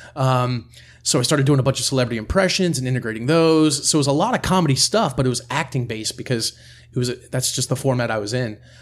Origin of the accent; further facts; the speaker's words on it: near Harrisburg, central Pennsylvania, United States; I'm from Pennsylvania, uh, central Pennsylvania, right near Harrisburg.